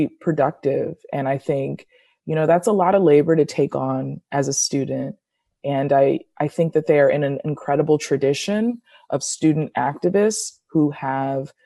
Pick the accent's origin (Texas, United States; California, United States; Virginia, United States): California, United States; Rowland Heights; I am from Roland Heights, Southern California, which is in LA County, a small town